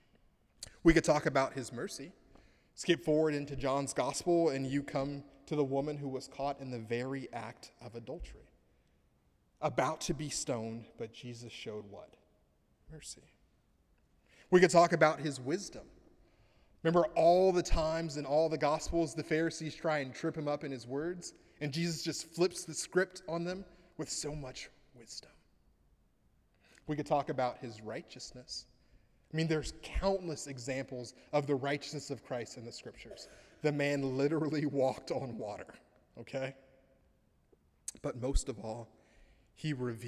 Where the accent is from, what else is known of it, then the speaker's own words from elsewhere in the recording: United States; now in Canada; I grew up in the States